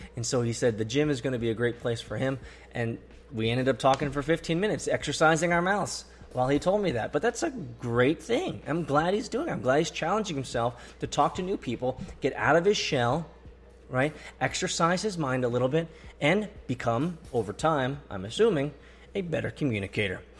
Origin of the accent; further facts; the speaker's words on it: Atlanta, Georgia, United States; Atlanta, my hometown